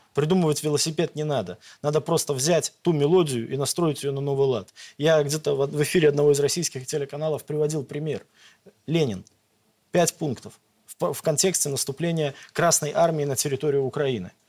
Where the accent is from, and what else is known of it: Belarus